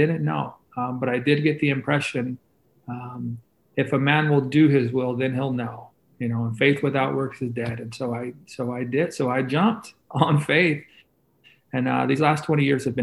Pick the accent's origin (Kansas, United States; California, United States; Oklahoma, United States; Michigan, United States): California, United States; Southern; I come from Southern California